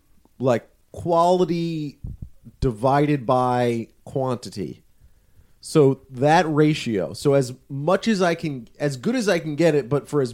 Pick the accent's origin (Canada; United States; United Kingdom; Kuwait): Canada; Being a Canadian, playing for a Canadian team has added incalculable number of standing time.